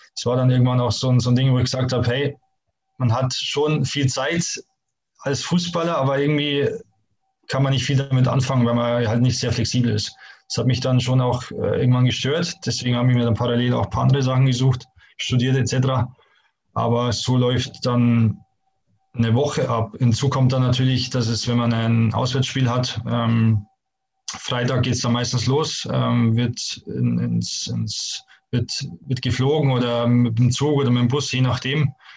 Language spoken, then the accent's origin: German; Bavaria, Germany; moved away as an adult; also born or lived in Hamburg / Stuttgart; ich komme ja wirklich direkt aus den Bergen